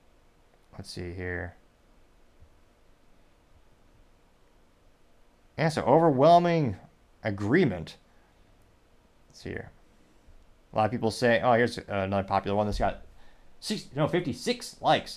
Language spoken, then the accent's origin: English; Midwest, United States; I was a child growing up in the Midwest.